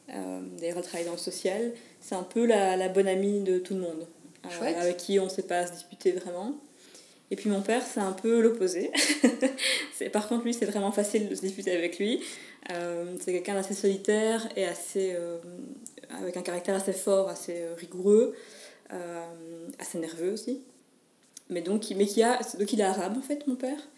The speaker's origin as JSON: {"language": "French", "town": "Mons", "region": "Wallonia", "country": "Belgium", "tie": "born or raised there", "said": "Je suis de Mons, oui. j'ai toujours été de Mons. Euh, j'adore Mons, donc j'y suis, j'y reste."}